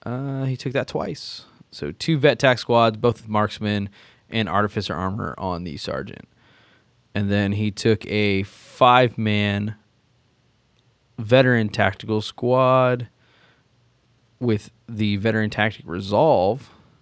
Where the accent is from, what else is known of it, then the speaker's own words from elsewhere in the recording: Fort Worth, Texas, United States; I'm from Fort Worth, Texas.